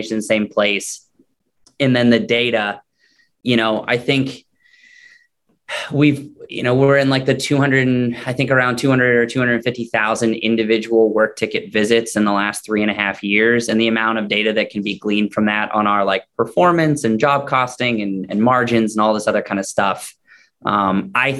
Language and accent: English; Maine, United States; moved away; I'm originally from Maine and I had moved back